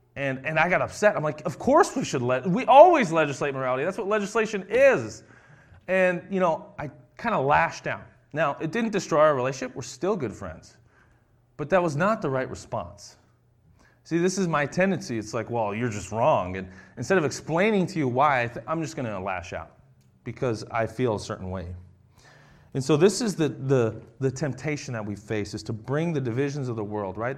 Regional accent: United States; we're all from America here

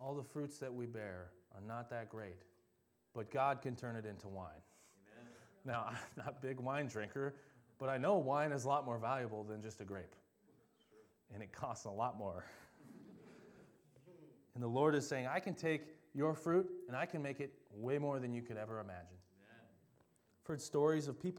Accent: Delano, Minnesota, United States; also born or lived in Champlin Park, Minnesota; when we moved from Champlin Park to Delano, Minnesota, the land was like a desert

